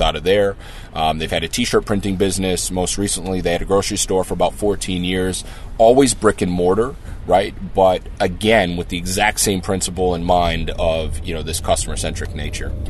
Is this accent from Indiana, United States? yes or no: no; Twin Cities, Minnesota, United States; growing up in the Twin Cities